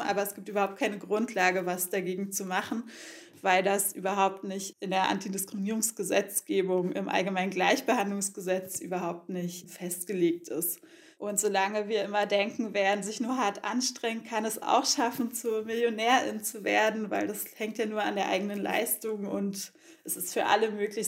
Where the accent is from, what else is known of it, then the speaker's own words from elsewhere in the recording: Berlin, Germany; ich bin ja in Ostberlin aufgewachsen